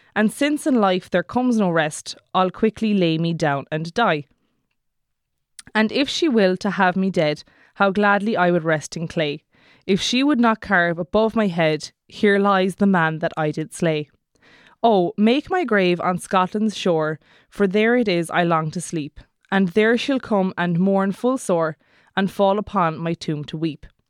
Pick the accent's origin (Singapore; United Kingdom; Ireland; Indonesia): Ireland; Kerry, Munster; I'm from Kerry, so that's how I'm gonna say it